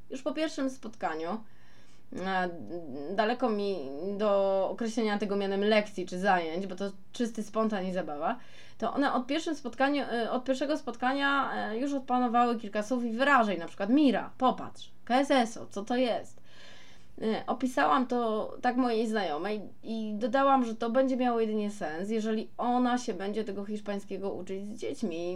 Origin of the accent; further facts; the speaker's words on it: Poland; accent: Polish; mój polski akcent, a ja, mm, a jaki mam mieć, skoro mieszkam całe życie w Polsce?